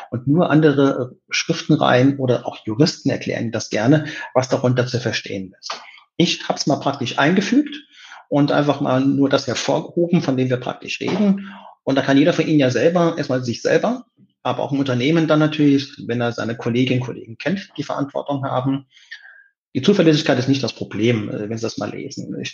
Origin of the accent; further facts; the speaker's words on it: Saarland, Germany; born there; Zu meiner Person, ich bin 55 Jahre jung, bin gebürtiger Saarländer